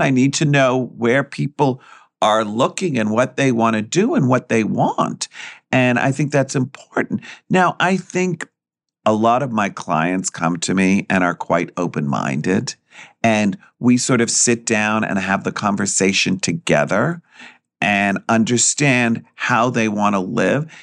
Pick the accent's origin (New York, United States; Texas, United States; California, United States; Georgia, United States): New York, United States; I'm born and raised Greek, and I grew up in New York, and I went to school in New York